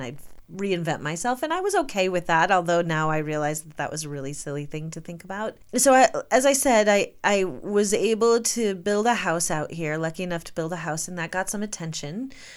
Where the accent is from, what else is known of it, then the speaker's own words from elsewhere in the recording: Michigan, United States; moved away as an adult; also born or lived in New York City; now in Jackson, United States; We're both from Michigan